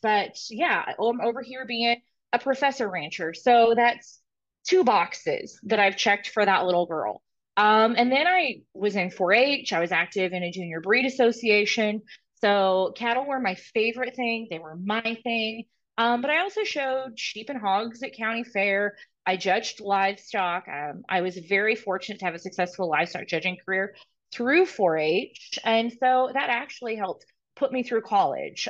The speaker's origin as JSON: {"language": "English", "region": "Nebraska", "country": "United States", "tie": "born or raised there", "also_born_or_lived": "Texas", "moved": "yes", "said": "I didn't go to school in Nebraska, but I was born in Nebraska"}